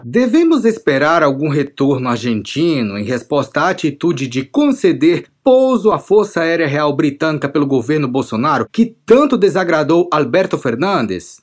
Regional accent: Rio Grande do Norte, Brazil; moved away; also born or lived in Paraíba; eu sou do Rio Grande do Norte

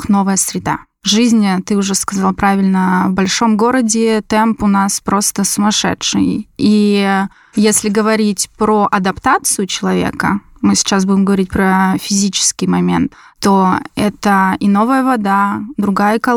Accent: Moscow Oblast, Russia; born there; Я родилась в Подмосковье.

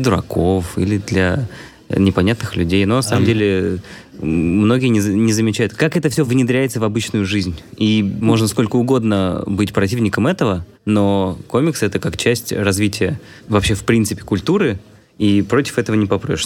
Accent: Vladimir, Vladimir Oblast, Russia; я из Владимира

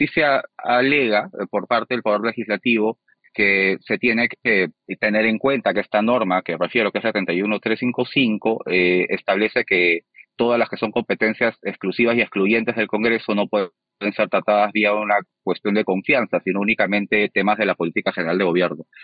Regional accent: Peru; somos los peruanos, el ciudadano de a pie.

